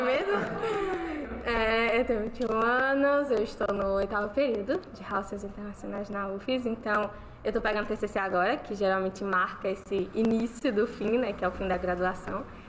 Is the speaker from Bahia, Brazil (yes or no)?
yes; Bahia, Brazil; now in Sergipe, Brazil; Eu também não sou daqui, sou da Bahia